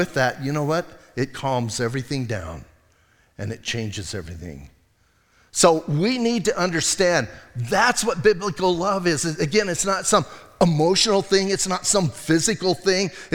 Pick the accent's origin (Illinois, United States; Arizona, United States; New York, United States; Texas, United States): Arizona, United States; Bisbee; I'm from Bisbee.